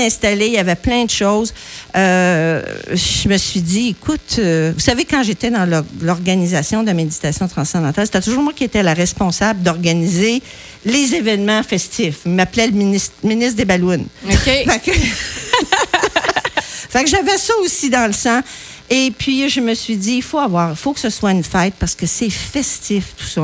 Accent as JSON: {"language": "French", "town": "Saint-Pierre-de-la-Rivière-du-Sud", "region": "Quebec", "country": "Canada", "tie": "born or raised there", "moved": "yes", "said": "De Saint-Pierre-de-la-Rivière-du-Sud, près du fleuve. C'est dans le coin, le comté de Montmagny. Je suis née sur une ferme laitière"}